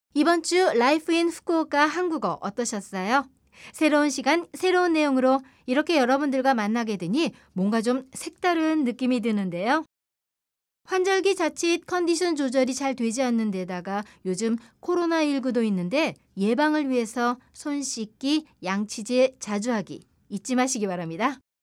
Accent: Incheon, South Korea; moved away as an adult; now in Fukuoka, Japan; 세계를 향한 동북아의 국제도시 인천에서 왔습니다

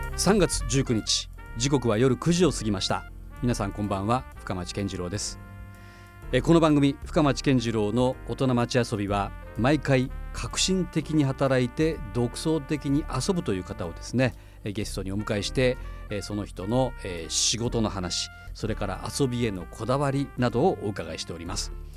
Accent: Fukuoka, Japan; 私も福岡生まれ育ってます

